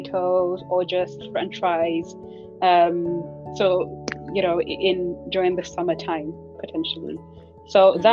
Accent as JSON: {"language": "English", "country": "Nigeria", "tie": "born or raised there", "moved": "yes", "said": "I grew up in Nigeria"}